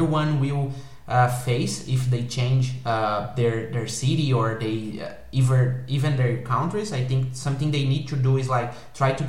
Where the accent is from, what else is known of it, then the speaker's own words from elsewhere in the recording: South Region, Brazil; first language Portuguese; English is a second language; moved away as an adult; now in Germany; I am from the south